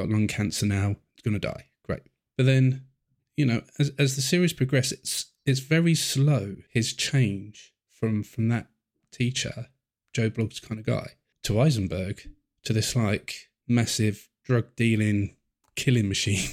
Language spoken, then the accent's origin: English; England, United Kingdom; I'm English. I'm in England